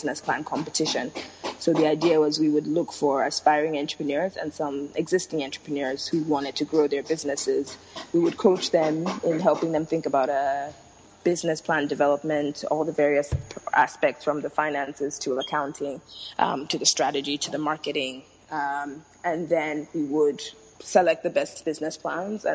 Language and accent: English; Lagos, Nigeria; So I was born and raised in Lagos, Nigeria. So grew up here and left for college.